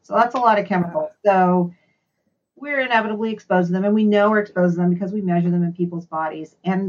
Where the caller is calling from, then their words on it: Oakland, California, United States; I'm calling in from the East Bay in California, so the Oakland area.